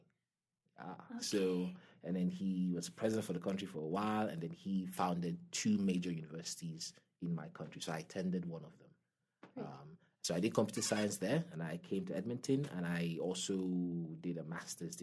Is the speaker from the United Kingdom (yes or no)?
no; Lagos, Nigeria; now in Canada; I grew up in Western Nigeria. Yeah. So I grew up in a city / state called Lagos